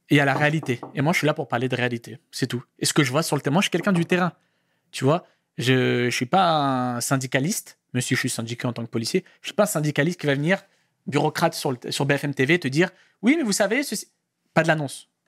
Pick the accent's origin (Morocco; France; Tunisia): Morocco; Marocain. 212, 100%.